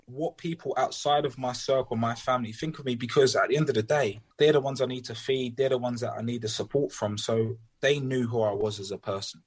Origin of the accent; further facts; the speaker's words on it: London, United Kingdom; I grew up in Peckham